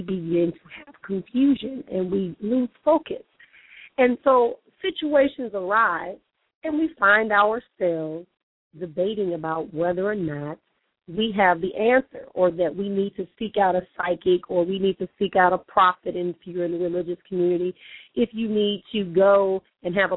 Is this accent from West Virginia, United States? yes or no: no; Milwaukee, Wisconsin, United States; now in Phoenix, United States; here back in my hometown of Milwaukee